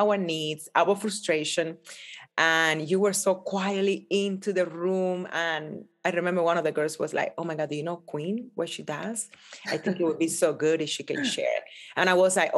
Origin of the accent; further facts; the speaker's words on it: Cuba; now in United States; growing up in Cuba, coming to America